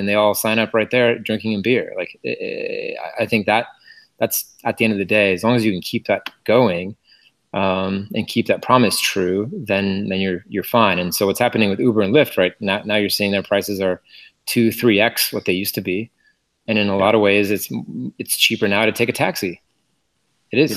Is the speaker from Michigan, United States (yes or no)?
no; Portland, Oregon, United States; moved away; also born or lived in Berkeley, California; I'm from Portland, Oregon, actually, but I did go to Cal for my MBA